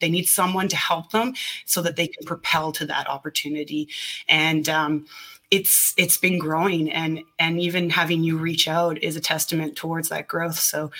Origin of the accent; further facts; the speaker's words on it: Edmonton, Alberta, Canada; moved away as an adult; now in British Columbia, Canada; I'm originally from Edmonton, Alberta